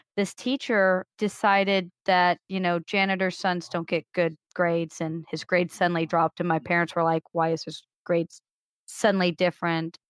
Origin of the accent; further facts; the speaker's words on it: Missouri, United States; also born or lived in Illinois; I moved to Missouri fifth, sixth grade, something like that. I've been in Missouri the rest of that time